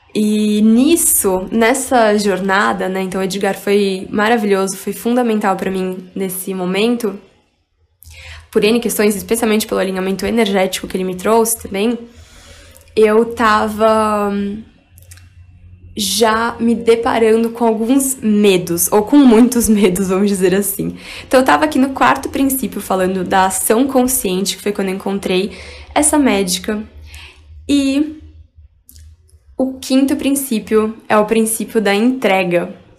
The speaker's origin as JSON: {"language": "Portuguese", "town": "Barueri", "region": "São Paulo", "country": "Brazil", "tie": "born or raised there", "said": "eu também cresci em Alphaville, em um condomínio que tinha várias atividades para crianças"}